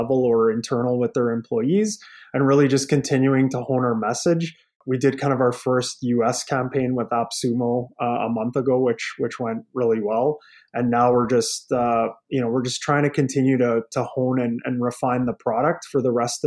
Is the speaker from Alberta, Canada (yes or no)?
yes; Lethbridge, Alberta, Canada; now in Edmonton, Canada; I'm from Alberta, like I'm born and raised in Lethbridge